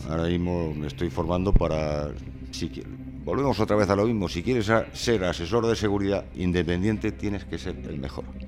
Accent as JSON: {"language": "Spanish", "town": "Albacete", "region": "Castilla-La Mancha", "country": "Spain", "said": "Yo soy de Albacete"}